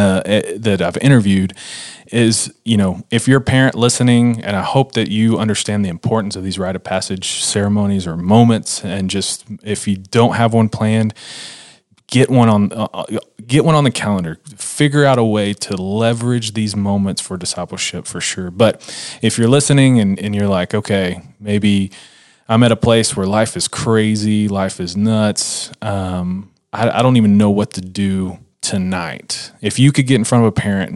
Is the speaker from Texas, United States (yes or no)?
yes; Texas, United States; I'm from Texas